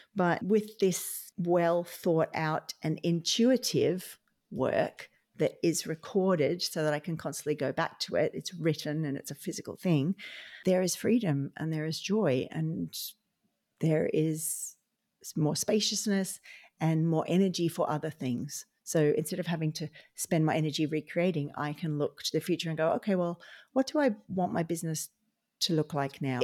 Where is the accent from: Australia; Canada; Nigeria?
Australia; now in Ireland; I'm an Australian occupational therapist living in Ireland